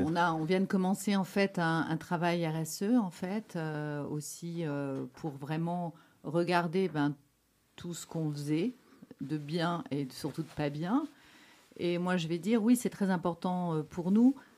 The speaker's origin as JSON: {"language": "French", "area": "Catalonia", "region": "Occitania", "country": "France", "accent": "French", "moved": "as an adult", "lives_now": "Belgium", "said": "la Catalogne, parce que c'est là d'où je viens."}